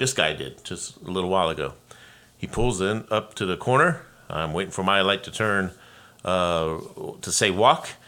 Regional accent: Los Angeles, California, United States; now in Oregon, United States; I'm from Los Angeles

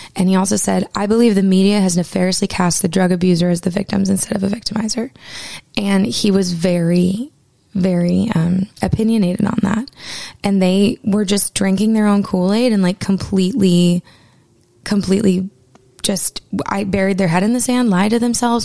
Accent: Maine, United States; my home state of Maine

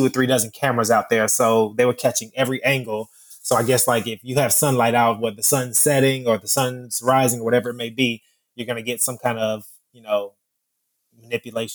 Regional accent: Miami, Florida, United States; I'm from Miami

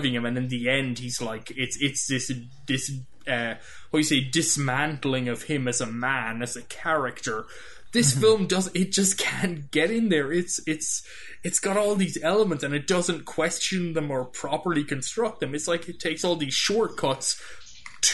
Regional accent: Ireland; moved away as an adult; now in United States; I grew up in Ireland.

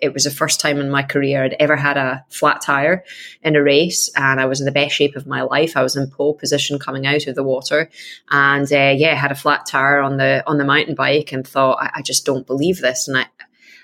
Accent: Scotland, United Kingdom; I am Scottish

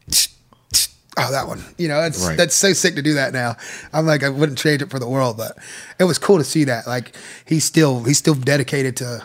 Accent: Georgia, United States; raised in that just culture and melting pot

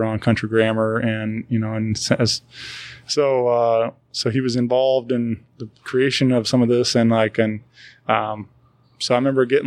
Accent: Wentzville, Missouri, United States; I grew up in Wentzville area

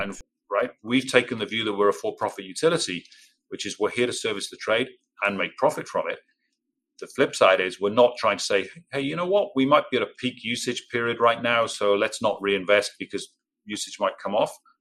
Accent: Cardiff, Wales, United Kingdom; accent: English; moved away as an adult; also born or lived in Birmingham / Singapore / Dubai / Rotterdam; now in Norfolk, United States; I grew up in South Wales in a city called Cardiff

